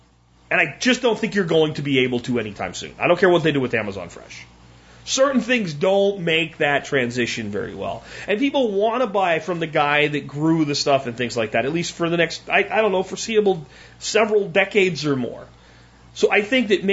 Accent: Pottsville, Pennsylvania, United States; moved away; my hometown of Pottsville

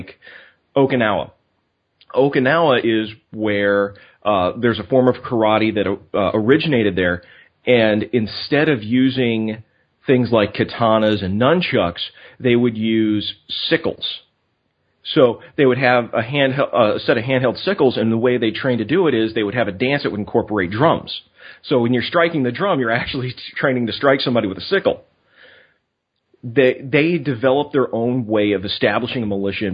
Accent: Louisiana, United States; I'm from Louisiana

